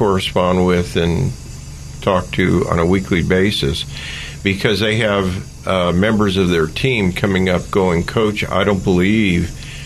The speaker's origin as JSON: {"language": "English", "town": "Oakland", "region": "California", "country": "United States", "tie": "born or raised there", "said": "I grew up in East Oakland during the time of the race riots"}